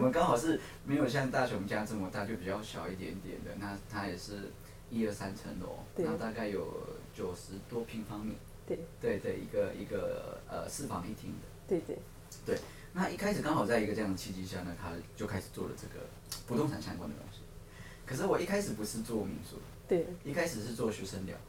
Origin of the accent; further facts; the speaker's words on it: Baihe, Tainan, Taiwan; moved away as an adult; now in Tokyo, Japan; 可能比较乡村，就是乡下，因为我们在台南的白河，